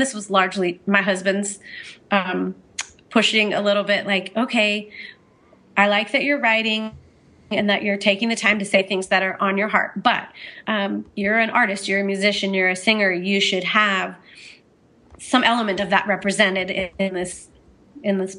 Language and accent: English; Orange County, California, United States; now in Montana, United States; I'm from Orange County